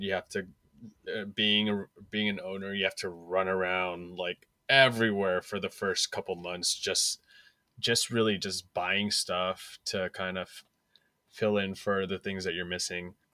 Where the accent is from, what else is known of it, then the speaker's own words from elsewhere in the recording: San Francisco, California, United States; I was born and raised in San Francisco.